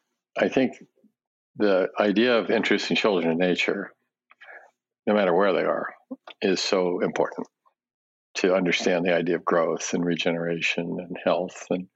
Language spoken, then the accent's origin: English; Japan; born there; when I was a baby, I was born in Japan right after the war, and my parents spoke Japanese, and we lived in a Japanese house.